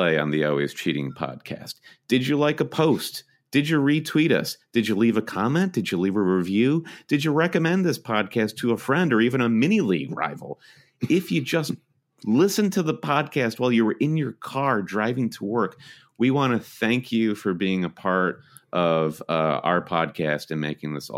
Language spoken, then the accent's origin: English; Michigan, United States; we're both Michigan natives